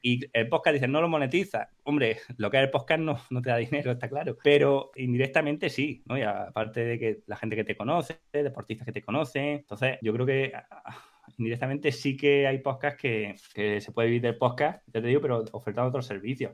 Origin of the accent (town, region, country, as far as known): Huesca, Aragon, Spain; born or raised there; moved away; also born or lived in Granada